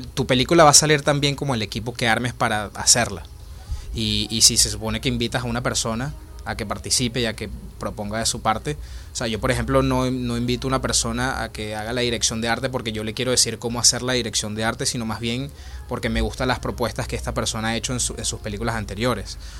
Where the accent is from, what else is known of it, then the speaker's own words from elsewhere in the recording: Caracas, Capital District, Venezuela; moved away as an adult; now in Spain; yo nací y crecí en Caracas, Venezuela, y por la situación de, Venezuela me tuve que venir en el 2016 este, para España